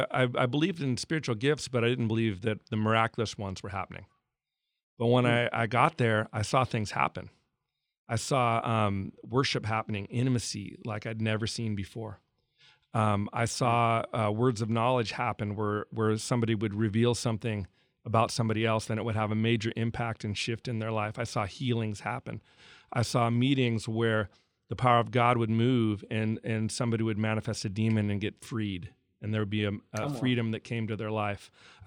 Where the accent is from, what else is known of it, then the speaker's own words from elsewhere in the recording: Scottsdale, Arizona, United States; Plus the Bible church I grew up in Scottsdale was a real teaching church.